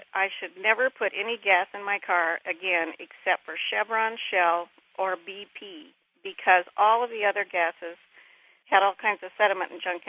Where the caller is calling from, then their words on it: Eugene, Oregon, United States; I'm calling from Eugene, Oregon.